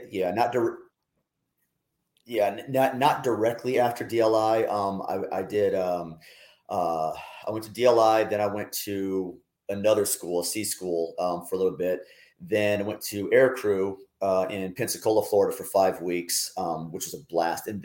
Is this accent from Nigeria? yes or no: no; Germany; But even before that, growing up in Germany, um, spoke German uh, when I was in high school, I was taking German and Latin at the same time.